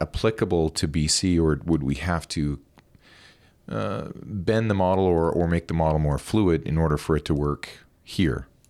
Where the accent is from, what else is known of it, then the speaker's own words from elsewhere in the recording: Alberta, Canada; now in British Columbia, Canada; I'm from Alberta